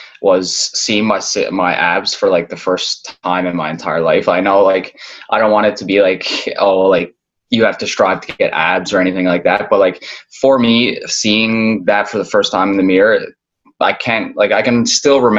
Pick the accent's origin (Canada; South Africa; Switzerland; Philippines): Canada; Newfoundland and Labrador; moved away as an adult; now in Toronto, Canada; I'm originally born from Toronto, but I grew up in Newfoundland. Basically spent most of my life there.